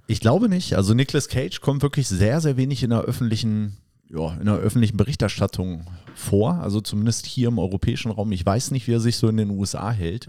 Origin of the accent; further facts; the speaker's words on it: West Germany, Germany; jetzt als Westdeutscher